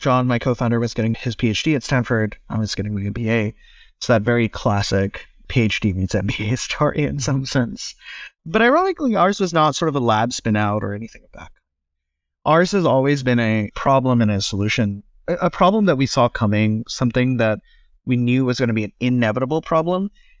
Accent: Cyprus; also born or lived in India; I was born in India, grew up most of my life in the Eastern Mediterranean, though out in Cyprus.

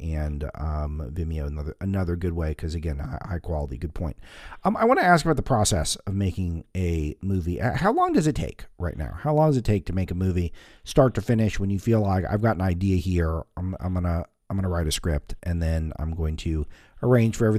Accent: Los Angeles, California, United States; I'm from Hollywood

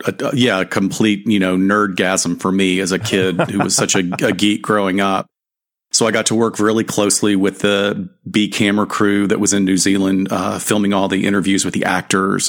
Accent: Alabama, United States; now in Southern California, United States; I've been here long enough to now be considered a, a, a native of Southern California, although I grew up in Alabama

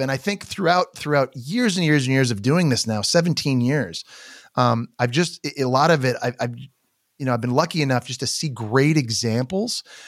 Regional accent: Canada; I'm Canadian

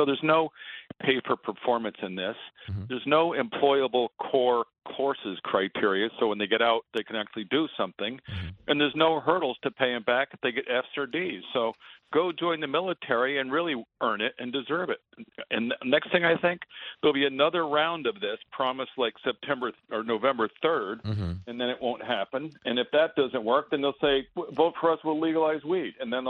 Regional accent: Westport, Connecticut, United States; I grew up in Connecticut in a trendy zip code, you know, Westport

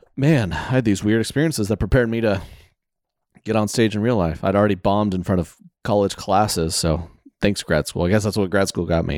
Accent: the South, United States; I'm from the South

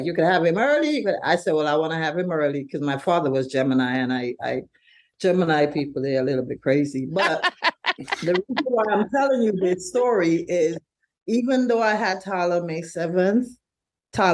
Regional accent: St. Vincent & Grenadines; now in Brooklyn, United States; we're from St. Vincent originally

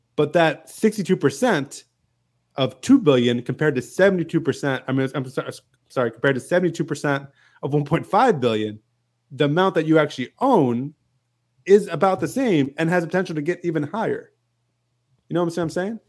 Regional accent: Macon, Georgia, United States; I flew out from Macon, my hometown here

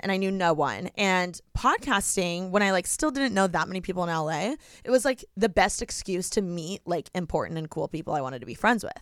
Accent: Indiana, United States; moved away as an adult; now in Los Angeles, United States; I'm from Indiana

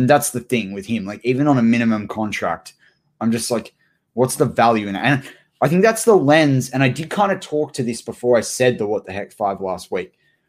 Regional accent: New South Wales, Australia; we're from New South Wales.

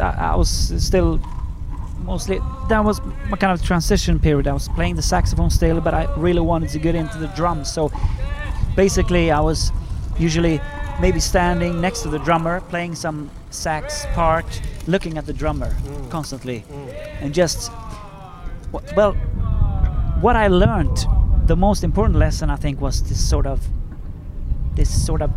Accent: Sweden; I'm from Sweden

